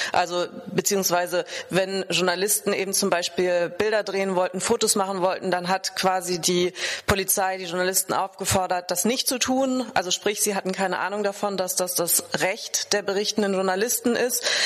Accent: Germany; bei uns in Deutschland

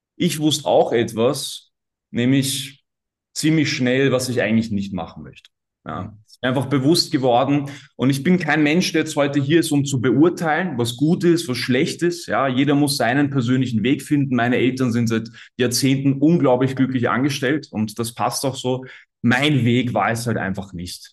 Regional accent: Austria; accent: Austrian; an der Aussprache hat auch jeder schon gehört, dass ich Österreicher bin.

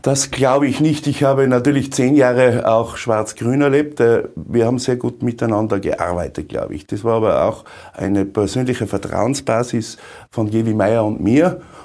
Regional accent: Umhausen, Tyrol, Austria; mein Umhausen als Bürgermeister

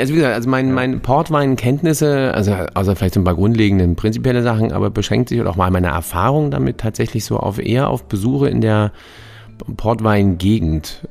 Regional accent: Germany; wir als Deutsche

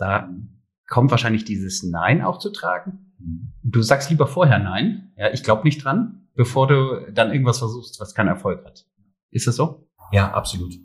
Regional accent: Germany; meine Heimat ist Deutschland, aber genauso äh, sehe ich auch die Türkei als meine Heimat.

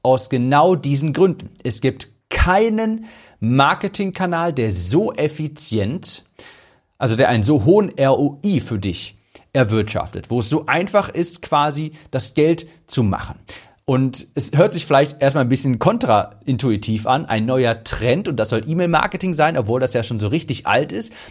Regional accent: Cologne, North Rhine-Westphalia, Germany; ich komme ja aus Köln

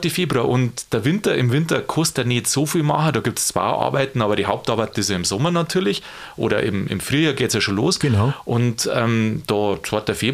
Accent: Bavaria, Germany; Also ich kann es ja bloß aus dem Bäuerlichen sagen, kommen wir da aus Niederbayern

